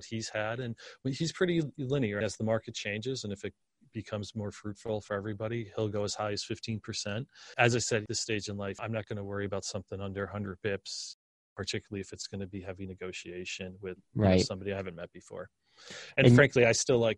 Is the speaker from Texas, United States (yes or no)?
no; Scranton, Pennsylvania, United States; now in Austin, United States; Rust Belt, like where I grew up in Scranton, PA